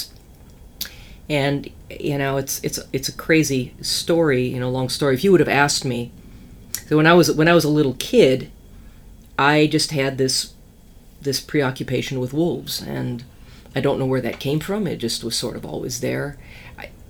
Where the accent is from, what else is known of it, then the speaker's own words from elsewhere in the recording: Minnesota, United States; I grew up in Minnesota